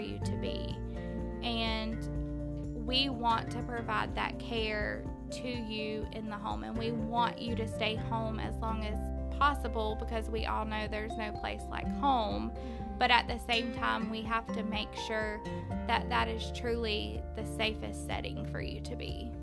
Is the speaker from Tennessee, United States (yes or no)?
no; Live Oak, Florida, United States; I am born and raised in Live Oak, Florida. I have lived here my whole life